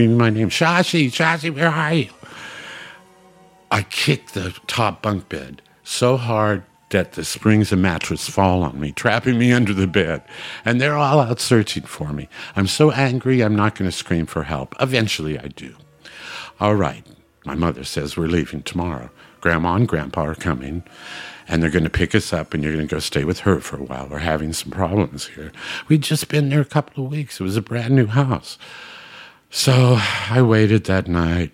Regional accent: Hutchinson, Kansas, United States; We used to have a state fair in my hometown, Hutchinson, Kansas, every year

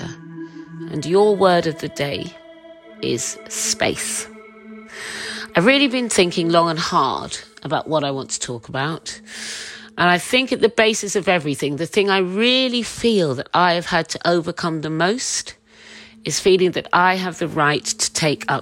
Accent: Suffolk, East of England, United Kingdom; As a young girl growing up in Suffolk, I was the only black girl at my school

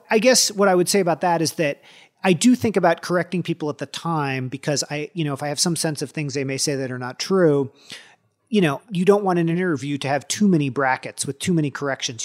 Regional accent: California, United States; moved away as an adult; also born or lived in Washington; growing up in California

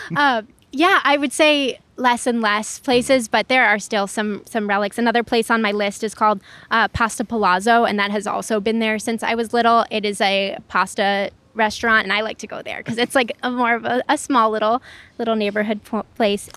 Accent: Chicago, Illinois, United States; also born or lived in Lakeview, Chicago; I grew up here, so, um, I spent the first eighteen years of my life, um, not too far from Oz Park where we are right now, um, and now I live up in Lakeview, but not far

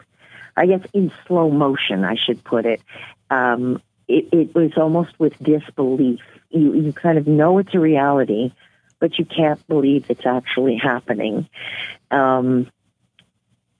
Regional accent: Nova Scotia, Canada; moved away as an adult; also born or lived in New Brunswick / Inuvik, Northwest Territories; now in Yellowknife, Canada; I'm originally from New Brunswick and grew up in Nova Scotia

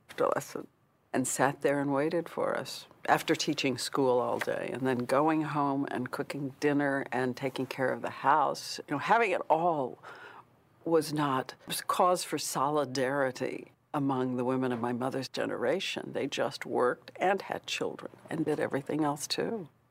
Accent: Louisville, Kentucky, United States; my mom and my dad decided to move to the big city. So they moved to Louisville.

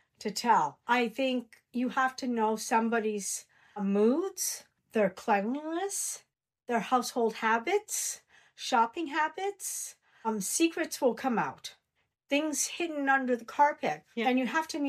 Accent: Canada; moved away as an adult; now in Australia; I'm Canadian

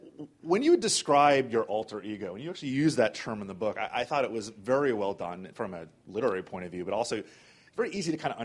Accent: New York, United States; Part of that is being a New Yorker.

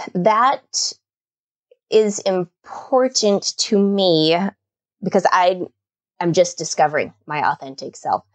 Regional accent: Kodiak, Alaska, United States; now in Oregon, United States; I grew up on Kodiak Island in Alaska and in the seventies

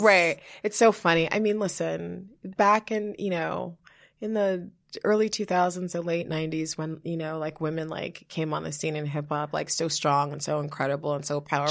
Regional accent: New York, United States; moved away as an adult; also born or lived in Liberia; now in New Jersey, United States; I live in New Jersey now, but, like, I'm a New Yorker.

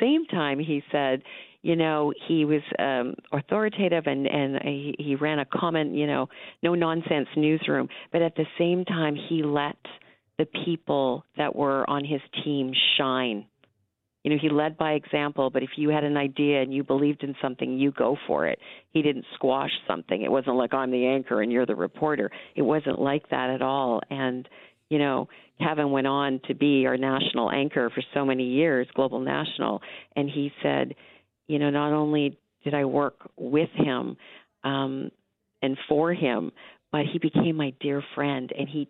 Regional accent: Ontario, Canada; I grew up in Northern Ontario, and I remember my first job was in Sudbury

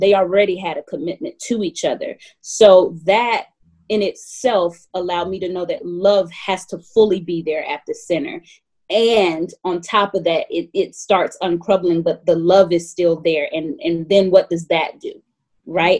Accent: Atlanta, Georgia, United States; I grew up in Atlanta, Georgia

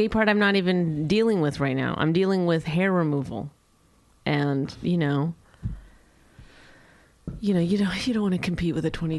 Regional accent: Canada; because I'm Canadian

